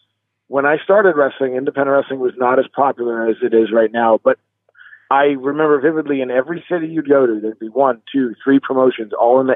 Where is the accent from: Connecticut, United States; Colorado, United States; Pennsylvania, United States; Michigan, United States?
Pennsylvania, United States; Erie; I was born and raised in Erie, Pennsylvania. I moved away for a while, but I'm living here again. I love my city. I'm very proud of my city. It's a smaller town, but I love it.